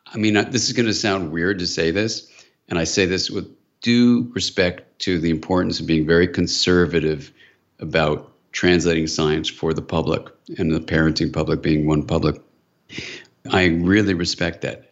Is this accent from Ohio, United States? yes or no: no; California, United States; I'm from California